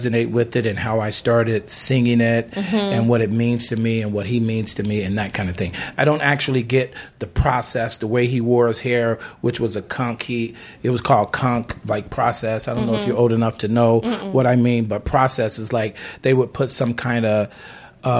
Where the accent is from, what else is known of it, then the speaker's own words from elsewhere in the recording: Chicago, Illinois, United States; moved away as an adult; now in Los Angeles, United States; I came here from Chicago. Mm-hmm. I'm from Chicago